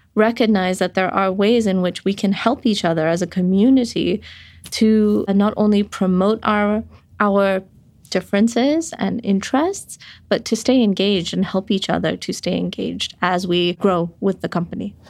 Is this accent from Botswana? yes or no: yes; Botswana; moved away; I grew up in Botswana where we were in the nineties dealing with an H I V epidemic